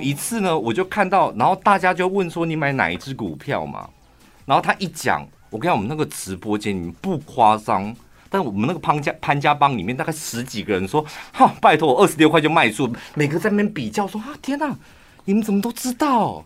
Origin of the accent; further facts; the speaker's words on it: Taichung, Taiwan; 我们台中人